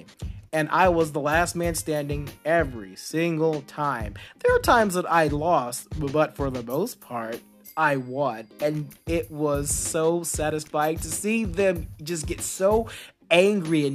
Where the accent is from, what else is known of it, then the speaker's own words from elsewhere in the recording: Texas, United States; I was growing up in Texas, and I was at a huge high school